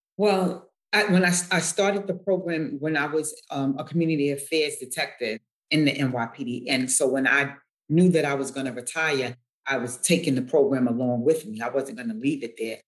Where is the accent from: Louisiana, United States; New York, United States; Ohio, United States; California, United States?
New York, United States; New York City; the projects in which I was um, raised